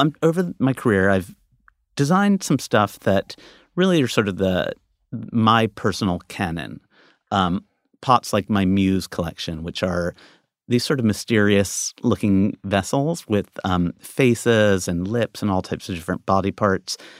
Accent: United States; I'm American

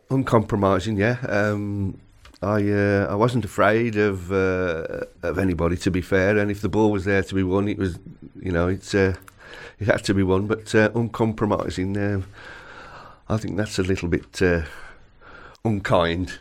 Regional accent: Carrick, West Midlands, United Kingdom; I was born in Carrick, which is only about twelve, twelve mile away

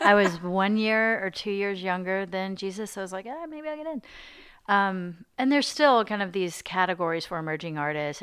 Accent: Arkansas, United States; moved away as an adult; also born or lived in New York / Cambridge, Massachusetts; now in Nashville, United States; I grew up in Arkansas

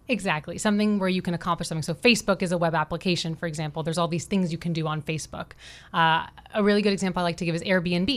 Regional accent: Florida, United States; also born or lived in Pittsburgh, Pennsylvania; am from Florida, so I was born and raised in Florida, but a recent Miami transplant, I've been here for six years

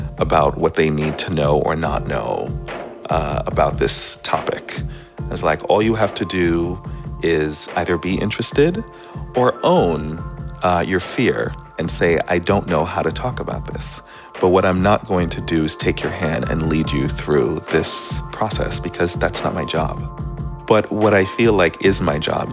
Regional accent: East Coast, United States; moved away as an adult; also born or lived in Caribbean / New York City; now in San Francisco, United States; I grew up on the East Coast and I'm from the Caribbean

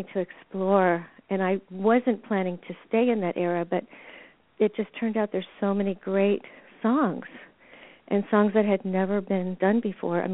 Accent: Washington, District of Columbia, United States; I grew up in Washington, D.C.

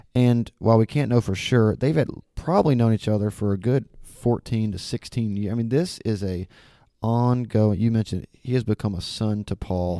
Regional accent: Alabama, United States; now in Memphis, United States; I'm definitely from Alabama

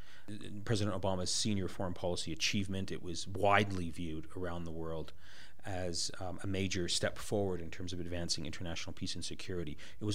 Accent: Canada; also born or lived in Iran; now in United States; I'm the child of immigrant parents from the Middle East. I was born and raised in Canada. My upbringing in Canada was deeply shaped by the turmoil in the Middle East.

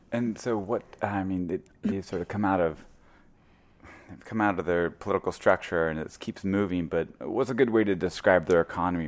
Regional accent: Missouri, United States; I'm from Missouri, a very small little town.

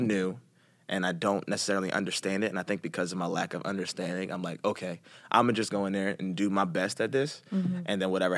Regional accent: Philadelphia, Pennsylvania, United States; Especially from, I mean, you're from New York, I'm from Philly, so.

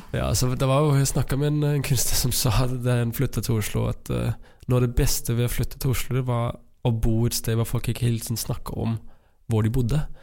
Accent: Denmark; Norwegian is a second language; moved away as an adult; now in Trondheim, Norway; jeg er dansk

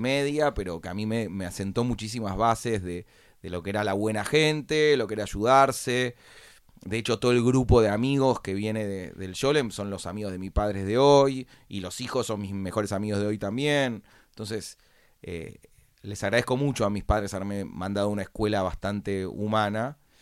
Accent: Buenos Aires, Argentina; nací en Buenos Aires, capital federal, en el año 1981. Eh, me crié en el botánico

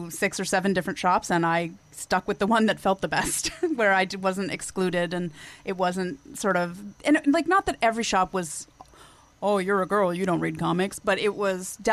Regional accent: Canada; I'm Canadian

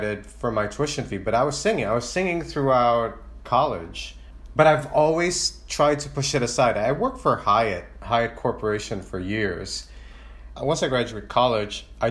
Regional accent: Chicago, Illinois, United States; also born or lived in Philippines; now in Los Angeles, United States; growing up in Chicago

